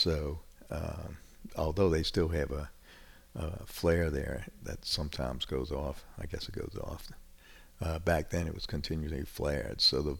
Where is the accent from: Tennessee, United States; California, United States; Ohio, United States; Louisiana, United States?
Louisiana, United States; New Orleans; now in North Shore, Louisiana, United States; I grew up in New Orleans.